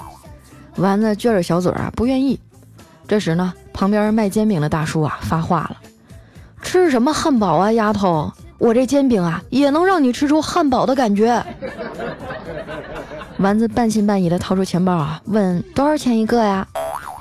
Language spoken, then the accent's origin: Chinese; Harbin, Heilongjiang, China; 就拿我老家哈尔滨来说吧